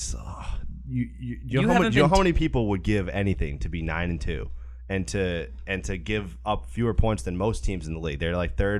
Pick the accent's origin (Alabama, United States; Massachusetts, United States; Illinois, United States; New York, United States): Massachusetts, United States; Whitman; moved away; I was home in my hometown over Thanksgiving break